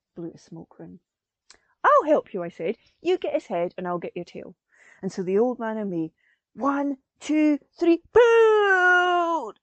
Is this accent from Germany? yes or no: no; Perthshire, Scotland, United Kingdom; I'm a Scottish storyteller based in Perthshire in Scotland